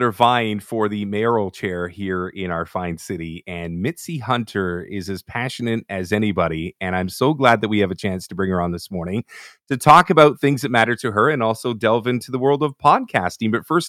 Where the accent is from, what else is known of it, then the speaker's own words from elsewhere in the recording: Toronto, Ontario, Canada; in Scarborough, you know, where I was born and raised